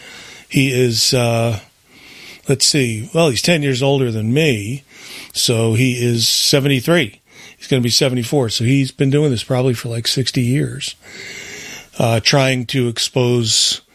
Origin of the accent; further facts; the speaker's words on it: New Jersey, United States; moved away; a guy I grew up with in New Jersey, Brian... It turned out that we moved from New Jersey